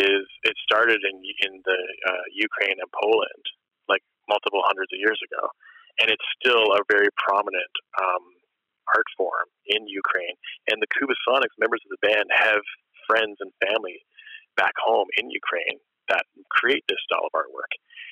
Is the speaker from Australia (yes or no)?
no; Nova Scotia, Canada; born there; also born or lived in Germany / Newfoundland; I was actually not born in Newfoundland. {S0} Really? {S3} I was born in Nova Scotia, but even I only ever spent 11 months there before I was like shipped off.